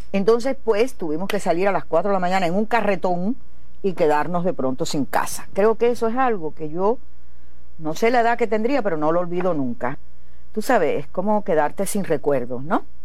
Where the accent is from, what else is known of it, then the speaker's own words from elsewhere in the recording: Las Tunas, Cuba; de las Tunas, artista, revolucionaria, cubana.